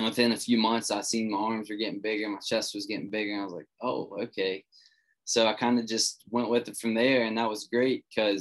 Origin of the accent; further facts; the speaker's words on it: West Virginia, United States; I come from a small town in West Virginia. Grew up here, still here